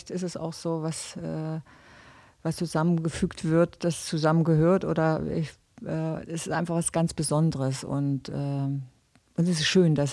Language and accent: German; Gera, Thuringia, Germany; Also Gera muss man sagen, ist meine Heimatstadt. Da bin ich groß geworden